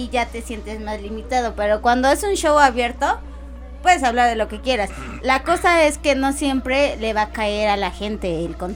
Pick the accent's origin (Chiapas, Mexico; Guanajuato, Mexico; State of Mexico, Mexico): State of Mexico, Mexico; Chalco; No, este, los dos somos de Chalco.